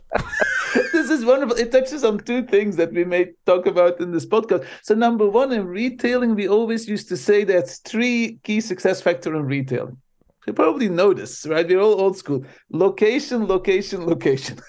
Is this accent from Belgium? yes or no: yes; Belgium; first language Dutch; English is a second language; moved away as an adult; now in United States; I I immigrated from Belgium to the states